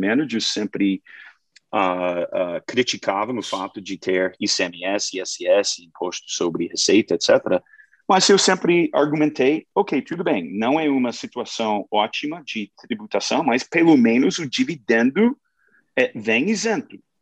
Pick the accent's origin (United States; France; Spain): United States; Portuguese is a second language; now in Brazil; sou americano, sou gringo, eu fiz gestão de, de fundos globais lá nos Estados Unidos